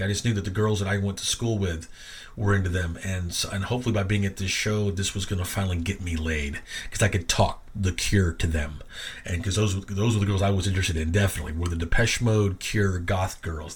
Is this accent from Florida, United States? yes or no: no; Arkansas, United States; moved away; I grew up in Arkansas, where he was the governor the entire time I was alive there